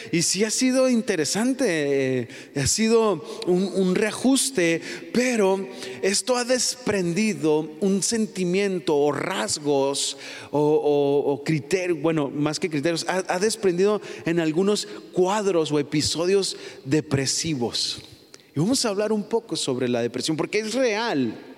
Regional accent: Mexico; No soy eh, New Yorker, ¿cómo? soy Mexican, Mexican, mexicano

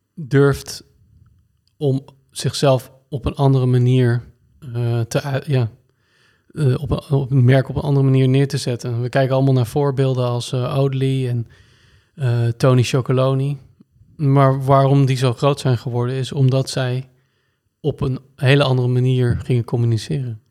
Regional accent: Blaricum, North Holland, Netherlands; also born or lived in Naarden; Ik ben geboren in Naarden, in het ziekenhuis. En ik ben opgegroeid in uh, Blarikum.

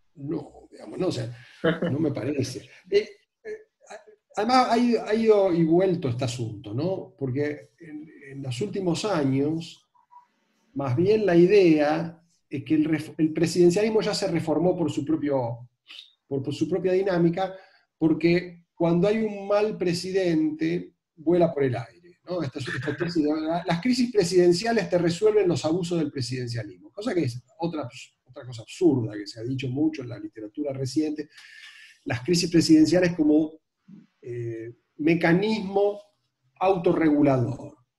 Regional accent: Argentina

